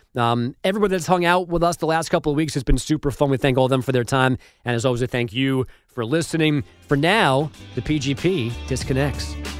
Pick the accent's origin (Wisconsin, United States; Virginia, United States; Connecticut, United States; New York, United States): New York, United States; New York City; I'm from Glendale, Queens